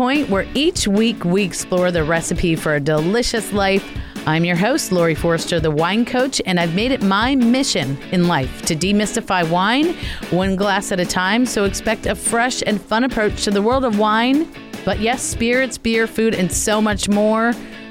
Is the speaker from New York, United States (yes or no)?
no; New Jersey, United States; now in Maryland, United States; I'm from Jersey, but I think I've been in Maryland long enough to qualify.